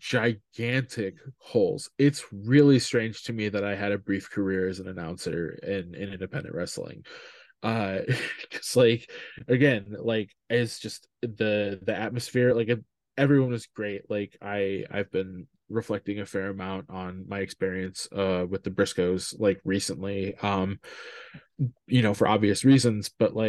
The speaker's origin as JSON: {"language": "English", "region": "Midwest", "country": "United States", "said": "I'm from the Midwest"}